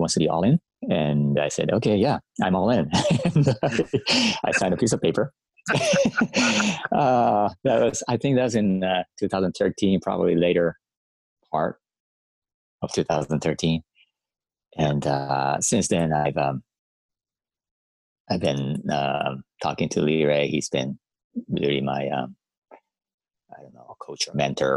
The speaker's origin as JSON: {"language": "English", "country": "Japan", "tie": "born or raised there", "moved": "as an adult", "said": "I grew up in Japan"}